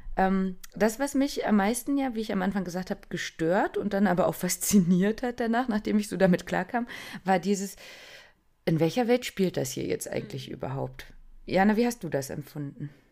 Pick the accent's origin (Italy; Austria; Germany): Germany; wir Deutschen